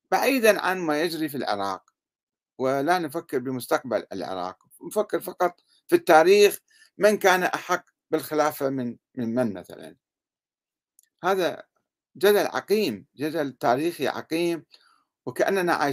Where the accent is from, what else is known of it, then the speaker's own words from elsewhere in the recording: Sudan; في في انقلابات عسكرية عندنا بالسودان مثلا انقلاب عسكري والشعب السوداني يناضل من أجل حريته وإرادته وكرامته